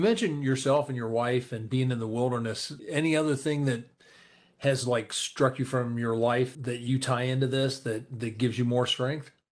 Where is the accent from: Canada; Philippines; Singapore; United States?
United States; Columbus; my hometown of Columbus here